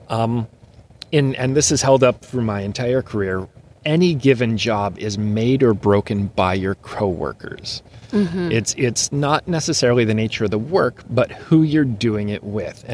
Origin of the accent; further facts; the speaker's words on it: Northern Ohio, United States; I grew up in Northern Ohio, not far from Cedar Point